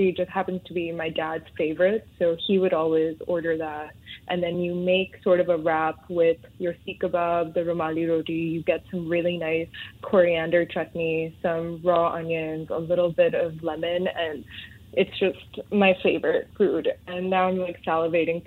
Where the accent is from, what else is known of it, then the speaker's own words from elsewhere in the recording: Hong Kong; moved away as an adult; also born or lived in Mumbai, India / Delhi, India (family); now in Singapore; growing up in Hong Kong